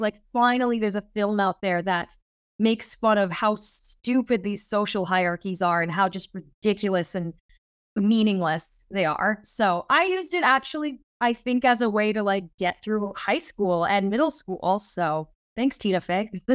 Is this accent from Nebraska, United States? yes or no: no; Fargo, North Dakota, United States; moved away as an adult; also born or lived in Minnesota / Brooklyn, New York; I'm originally from a very random place, which is, uh, Fargo, North Dakota